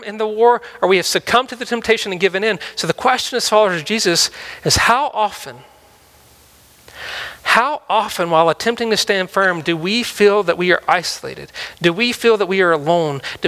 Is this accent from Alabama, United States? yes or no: no; Mississippi, United States; moved away; I'm from Mississippi